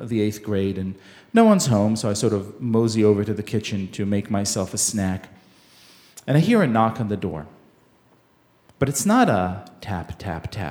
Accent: Israel; I grew up in Israel in the 1980s

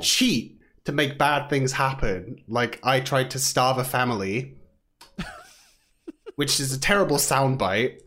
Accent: Southampton, South East England, United Kingdom; moved away as an adult; now in Vancouver, Canada; I am from Southampton in England. I've lived about around the south for a bit, and then I've moved to Vancouver or Canada for the last four-ish years or so

